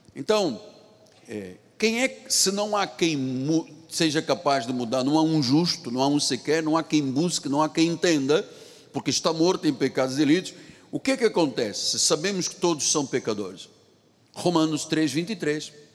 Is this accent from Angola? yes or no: yes; Angola; moved away; lá na minha terra em Angola